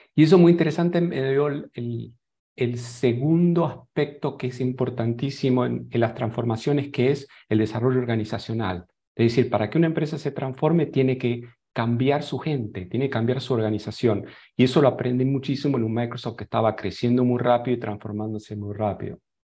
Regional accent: Argentina; moved away as an adult; also born or lived in Boulder, Colorado; now in San José, Costa Rica; Soy otro argentino exportado

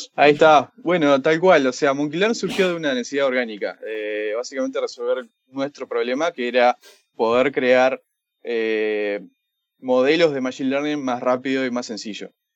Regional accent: Montevideo, Uruguay; also born or lived in San Francisco, United States; Originalmente uruguayo, de Montevideo. Eh, y sí, eh, nacido allá, crecí allá, trabajé allá

